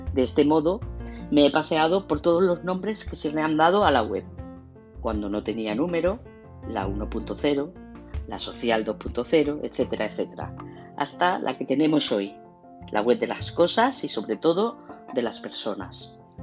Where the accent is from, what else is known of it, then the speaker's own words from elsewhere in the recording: Córdoba, Andalusia, Spain; moved away as an adult; now in Seville, Spain; de Córdoba, pero residente en Sevilla desde 1991